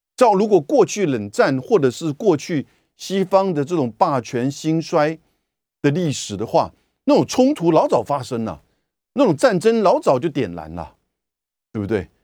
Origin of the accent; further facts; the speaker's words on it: Taiwan; 我们台湾人很无奈的